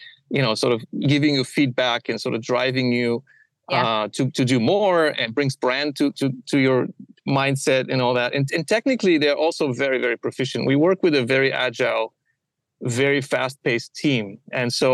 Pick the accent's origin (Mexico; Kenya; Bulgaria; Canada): Bulgaria; moved away as an adult; also born or lived in Middlesbrough, England; now in United States; I was born in Bulgaria